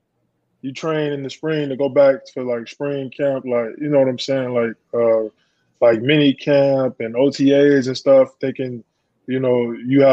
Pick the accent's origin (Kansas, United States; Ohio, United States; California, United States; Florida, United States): Florida, United States; Yes, I am.